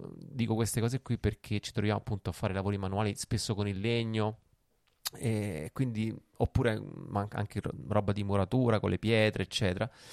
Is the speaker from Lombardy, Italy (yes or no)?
no; Rome, Lazio, Italy; io ho preso la patente a Roma, sono romano